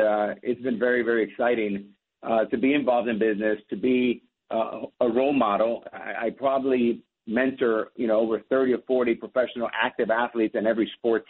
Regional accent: Miami, Florida, United States; also born or lived in New York; born in New York, raised in Miami

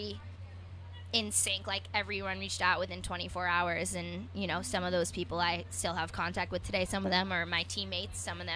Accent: United States; I'm from New York

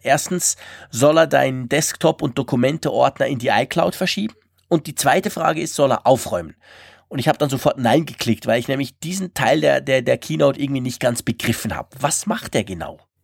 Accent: Switzerland; uns Schweizer

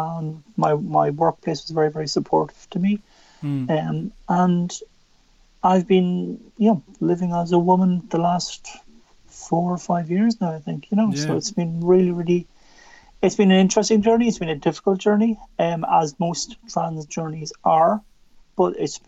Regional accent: Drogheda, County Louth, Ireland; So I'm originally from County Louth. So still very much here. I was born in Drogheda

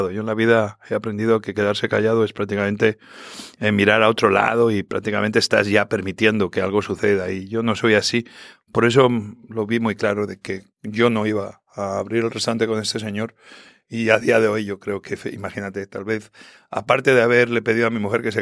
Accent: Spain; Yo soy español, pero al final me considero hispano-latino y yo soy lo que soy gracias a muchísimos hispanos, latinos que, que, me han ayudado a abrir tantos restaurantes.

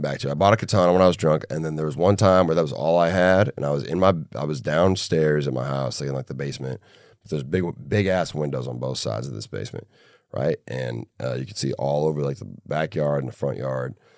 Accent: Minneapolis, Minnesota, United States; my hometown, Minneapolis

